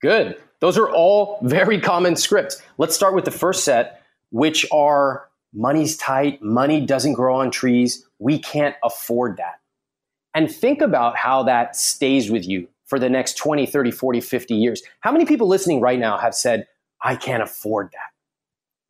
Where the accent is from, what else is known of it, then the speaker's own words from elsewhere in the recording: United States; as an American